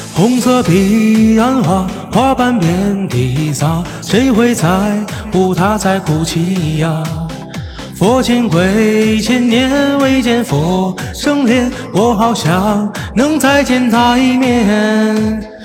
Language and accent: Chinese; Baotou, Inner Mongolia, China; 我家是内蒙古包头的